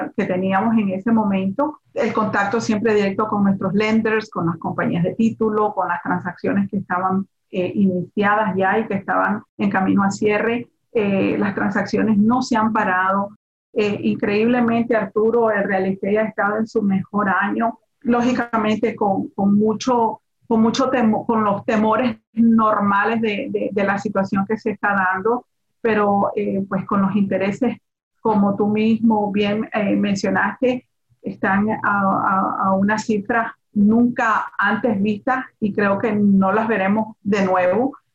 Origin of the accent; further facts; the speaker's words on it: Nicaragua; now in Miami, United States; yo soy latina, yo soy de Nicaragua